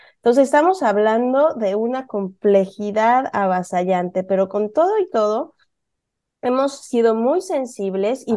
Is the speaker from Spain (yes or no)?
no; Puebla, Mexico; now in San Francisco, United States; yo soy mexicana, igual que Alejandra, nada más que yo vengo de Puebla